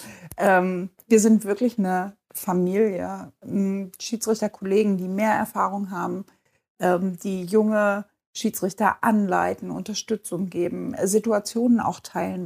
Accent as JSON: {"language": "German", "town": "Bad Lauterberg", "region": "Lower Saxony", "country": "Germany", "tie": "born or raised there", "lives_now": "Hanover, Germany", "said": "ich bin in Bad Lauterberg geboren und aufgewachsen und bin bis zum Abitur da geblieben"}